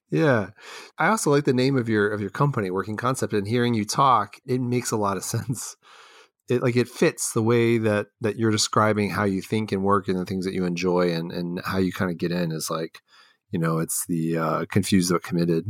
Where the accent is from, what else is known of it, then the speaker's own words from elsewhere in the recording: Texas, United States; moved away as an adult; also born or lived in Los Angeles / Argentina; now in Ohio, United States; I grew up in Houston and Dallas